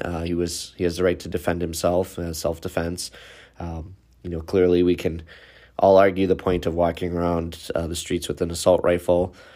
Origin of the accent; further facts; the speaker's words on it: Waukesha, Wisconsin, United States; city of Waukesha, which is my hometown, it's about five minutes from my office